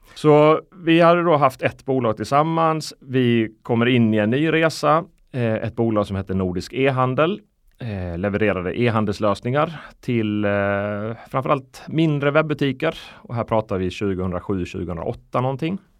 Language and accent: Swedish; Sweden; also born or lived in Iceland; jag är född på Island mm. eh, 82. Flyttade till Sverige 91, nio år eh, gammal